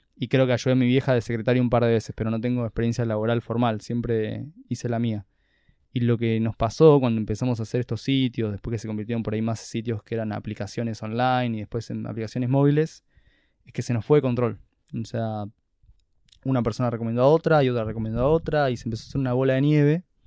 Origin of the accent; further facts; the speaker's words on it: Buenos Aires, Argentina; yo acá de Buenos Aires, literalmente. Capital Federal. Capital Federal, creo que el primer barrio donde viví de chico era Villa Crespo.